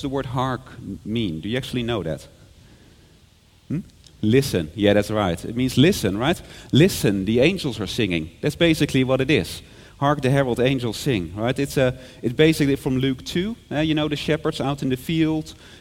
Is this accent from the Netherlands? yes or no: yes; Netherlands; moved away as an adult; now in Hong Kong; I'm from the Netherlands, and what we did in my hometown, there was carol singing on Christmas Eve